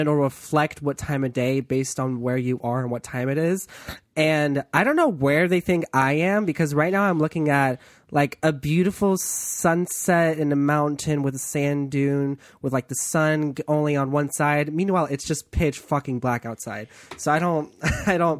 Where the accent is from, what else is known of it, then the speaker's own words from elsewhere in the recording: East Coast, United States; I'm from the East Coast